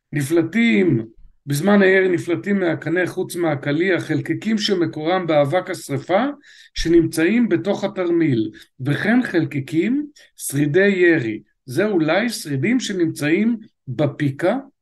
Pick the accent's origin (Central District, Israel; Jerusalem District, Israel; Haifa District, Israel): Central District, Israel; Netanya; נולדתי בשיכון דורה בנתניה